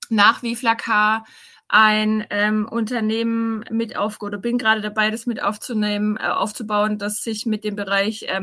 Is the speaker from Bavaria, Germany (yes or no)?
no; Rottenburg am Neckar, Baden-Württemberg, Germany; now in Stuttgart, Germany; ich komme aus dem Schwabenland, ähm, aus Rottenburg am Neckar, das liegt bei mhm. Tübingen.